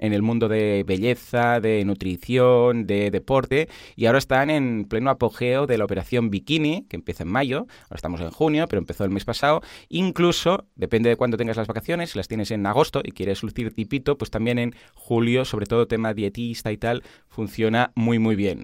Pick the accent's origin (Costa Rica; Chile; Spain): Spain; Catalonia; somos catalanes